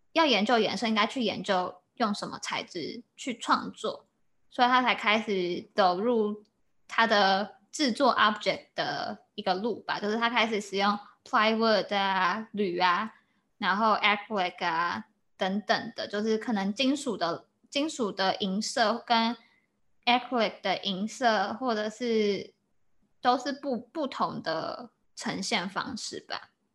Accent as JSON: {"language": "Chinese", "country": "Taiwan", "moved": "yes", "said": "我也是台湾人"}